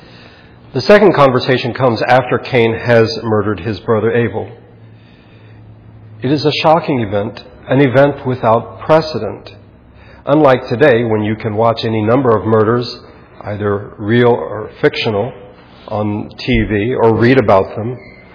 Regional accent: United States; Americans, which we are

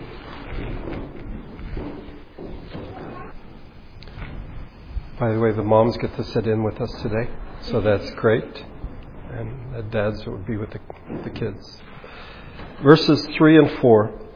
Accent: United States; as Americans

